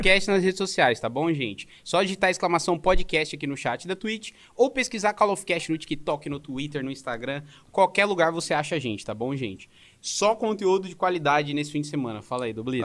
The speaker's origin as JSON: {"language": "Portuguese", "region": "São Paulo", "country": "Brazil", "moved": "yes", "lives_now": "Joinville, Brazil", "said": "Eu tô é. morando é. em Joinville agora, mas eu sou de São Paulo, né? Morei 21 anos lá"}